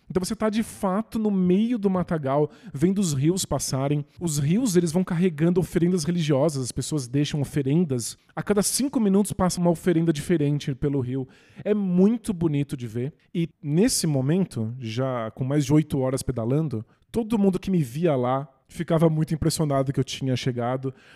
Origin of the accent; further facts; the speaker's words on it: São Bernardo do Campo, São Paulo, Brazil; São Bernardo, cidade onde eu nasci